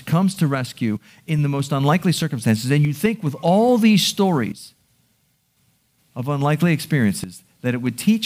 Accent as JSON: {"language": "English", "town": "Baltimore", "region": "Maryland", "country": "United States", "tie": "born or raised there", "said": "I'm a Baltimore boy. I born and raised in Baltimore"}